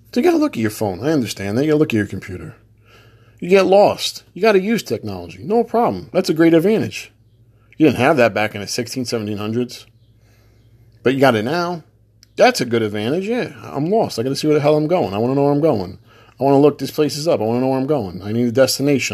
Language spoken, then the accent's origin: English; New Jersey, United States; I'm from New Jersey